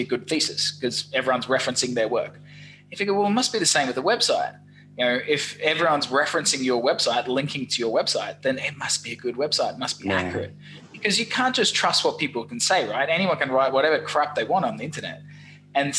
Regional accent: Australia; accent: Australian; also born or lived in London; my wacky accent. It's from Australia.

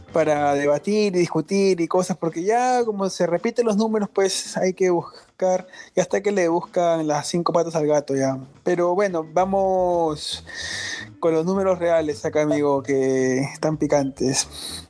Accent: Peru

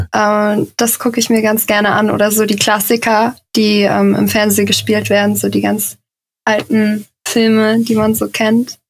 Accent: Giessen, Hesse, Germany; now in Hamburg, Germany; Ich komme äh, ursprünglich aus Gießen. Das ist in der Nähe von Frankfurt.

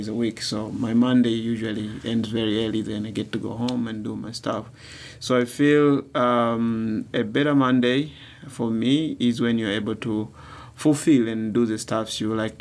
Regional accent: Dar es Salaam, Tanzania; I come from a very busy city of Dar es Salaam. I was born in town.

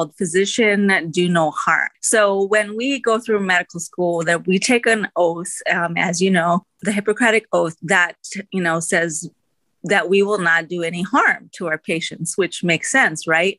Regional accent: United States; I was born in the United States, so I'm first generation Indian American

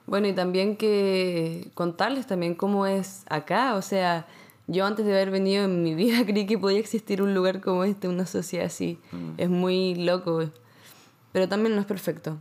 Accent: Santiago, Santiago Metropolitan Region, Chile; moved away as an adult; now in Montreal, Canada; Yo soy de La Reina, también de Santiago

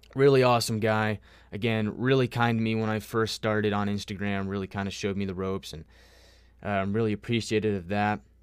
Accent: United States; I am from America

